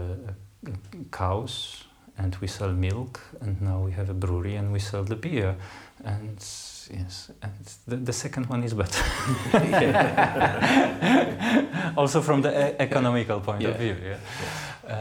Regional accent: Poland; English is a second language; moved away; in my country, I came from Poland

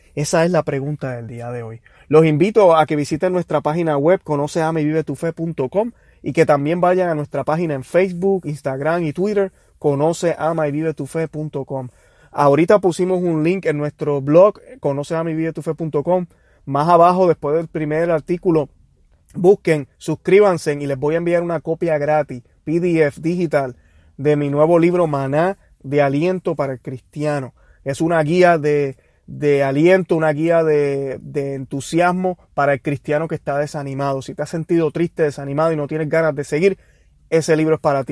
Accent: Puerto Rico; como decimos los puertorriqueños

